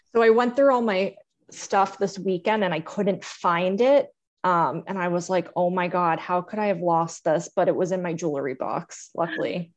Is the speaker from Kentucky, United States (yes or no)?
no; Fort Lauderdale, Florida, United States; I grew up in Fort Lauderdale, Florida